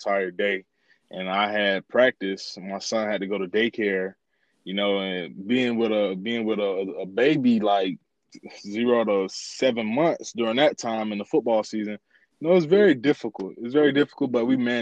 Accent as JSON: {"language": "English", "town": "Orlando", "region": "Florida", "country": "United States", "tie": "born or raised there", "said": "growing up in Orlando, especially the west side of Orlando"}